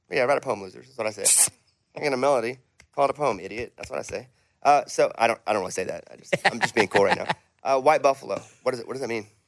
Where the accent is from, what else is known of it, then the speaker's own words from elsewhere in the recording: Arkansas, United States; I'm from Arkansas